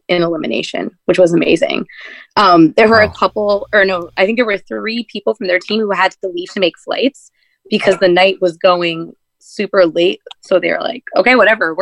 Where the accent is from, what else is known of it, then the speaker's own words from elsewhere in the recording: Bay Area, California, United States; I'm from the Bay Area